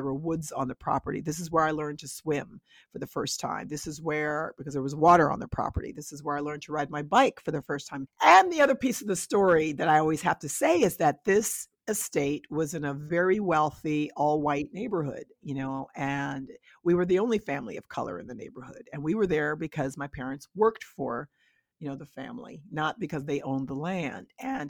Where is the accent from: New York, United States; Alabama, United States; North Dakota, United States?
New York, United States; I always talk about where I grew up in Westchester County, 30 minutes outside of New York City, on a beautiful, beautiful, beautiful, beautiful 12-acre estate that belonged to a very wealthy Jewish family.